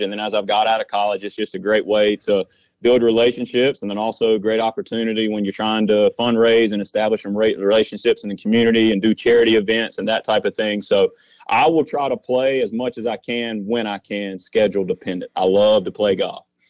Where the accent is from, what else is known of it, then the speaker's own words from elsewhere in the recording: Rowan County, North Carolina, United States; my hometown, a Rowan County